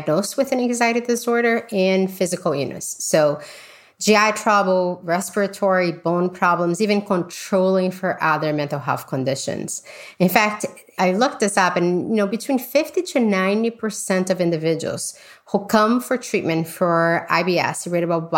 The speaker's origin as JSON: {"language": "English", "country": "Brazil", "tie": "born or raised there", "moved": "yes", "said": "I grew up in Brazil"}